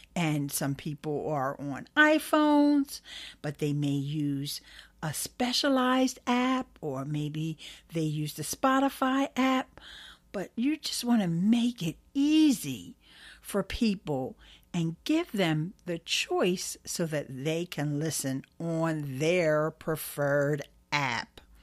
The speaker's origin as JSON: {"language": "English", "town": "Philadelphia", "region": "Pennsylvania", "country": "United States", "tie": "born or raised there", "said": "Philly's my hometown"}